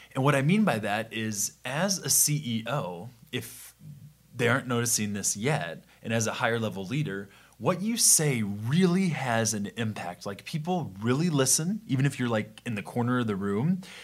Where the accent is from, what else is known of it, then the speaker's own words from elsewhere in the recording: Midwest, United States; we're from the Midwest